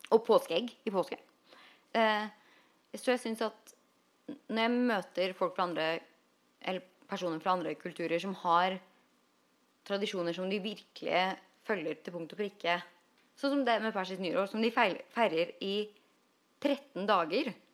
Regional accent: Norway; moved away as an adult; now in Los Angeles, United States; når nordmenn flytter til LA, så ender vi opp med å bli

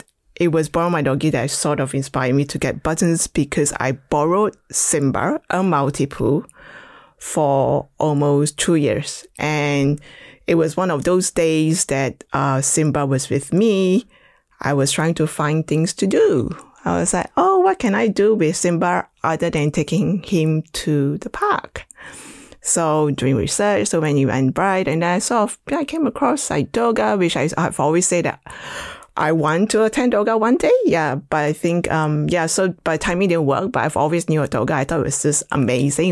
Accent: Malaysia; moved away; I was born in Malaysia, grew up basically with loads of dogs

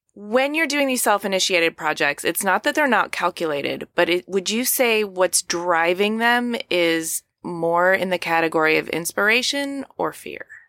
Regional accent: Ypsilanti, Michigan, United States; also born or lived in New York City; now in Los Angeles, United States; I'm from Ypsilanti originally

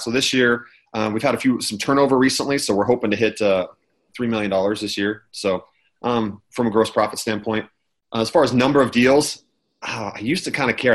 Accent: Utah, United States; I'm from Utah. I'm here in California right now

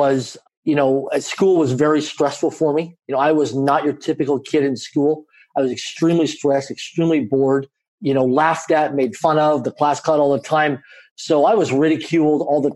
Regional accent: Canada; I grew up in a middle-income family in Canada. I'm a Canadian citizen. I grew up in a small town of less than 20,000 people in population

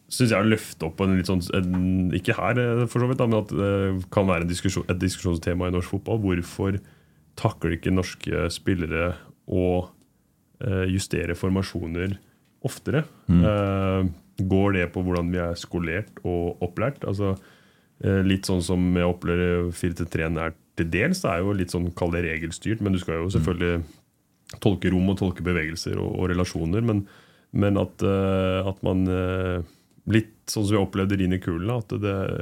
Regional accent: Oslo, Norway; moved away; jeg er jo fra Oslo Søskant

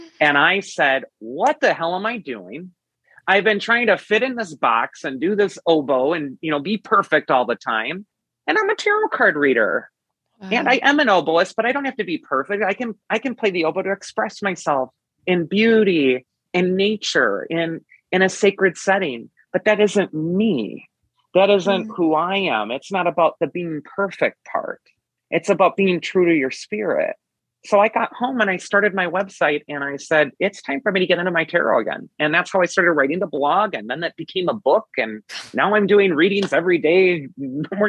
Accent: United States; I'm from America

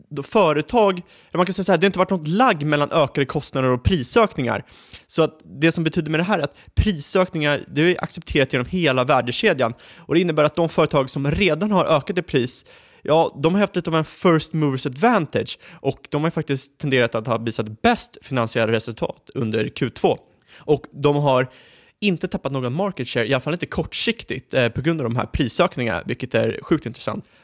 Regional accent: Sweden; Som svensk, jag förstår inte riktigt

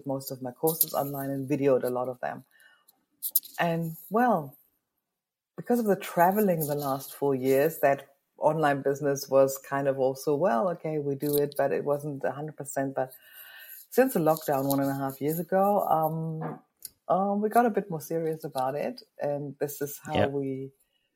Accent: Germany; moved away as an adult; now in New Zealand; I'm originally from Germany

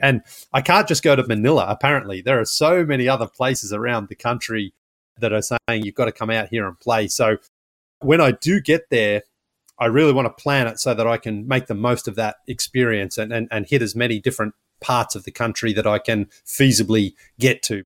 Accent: Australia; now in United States; I'm from Australia, but I live in the United States

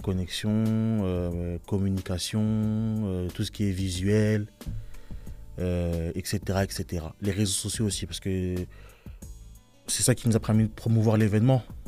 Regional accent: Limay, Île-de-France, France; On est issu de la ville de Limay

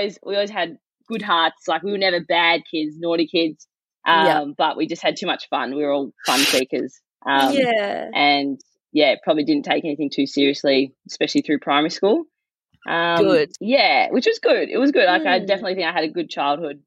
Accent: Hobart, Tasmania, Australia; now in Melbourne, Australia; I guess I am a Tassie girl at heart. So I grew up in Hobart

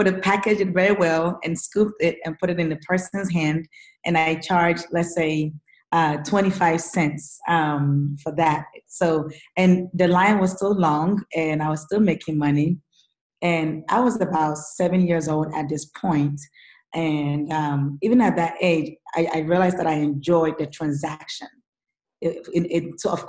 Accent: Ghana; now in United States; before I came to the United States, I come from Ghana, which is in West Africa. And I grew up, you know, single mom, very, very poor background

